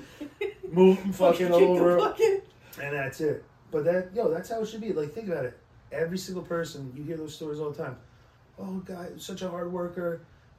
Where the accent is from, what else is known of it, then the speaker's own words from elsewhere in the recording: Tarrytown, New York, United States; I grew up in Tarrytown